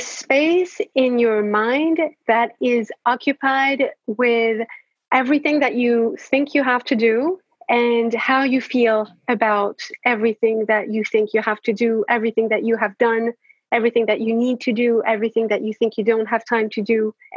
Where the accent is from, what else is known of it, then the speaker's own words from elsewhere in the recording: France; I am French. I was born and raised in France.